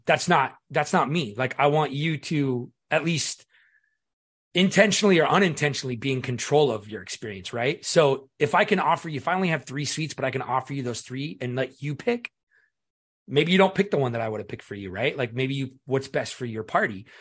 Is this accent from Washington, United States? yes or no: yes; Seattle, Washington, United States; I was born and raised in Seattle